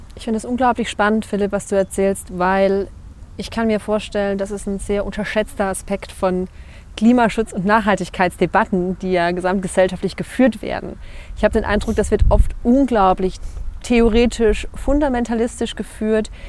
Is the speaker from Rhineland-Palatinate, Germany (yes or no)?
yes; Rhineland-Palatinate, Germany; moved away; als Pfälzer